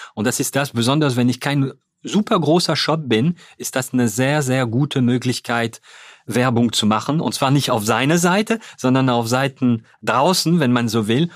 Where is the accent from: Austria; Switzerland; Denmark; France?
France; Hauts-de-France; German is a second language; moved away as an adult; also born or lived in Cologne, Germany; now in Germany; ich bin Franzose, ich bin äh, ja in Nordfrankreich geboren.